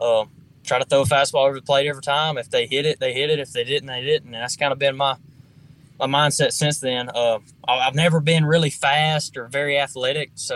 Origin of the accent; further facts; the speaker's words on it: Foxworth, Mississippi, United States; I grew up in Foxworth, Mississippi. I was a really, really small town.